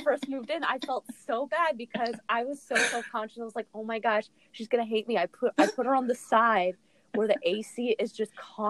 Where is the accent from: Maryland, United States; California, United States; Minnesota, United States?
Maryland, United States; I'm not even from Michigan.